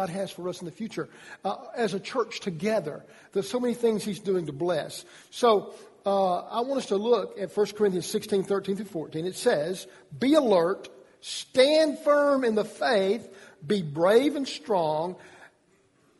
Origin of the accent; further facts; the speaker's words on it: Georgia, United States; I'm from Georgia